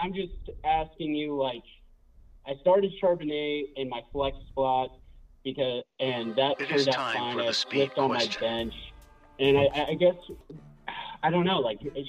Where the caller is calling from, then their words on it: Portland, Oregon, United States; I'm calling from Portland, Oregon.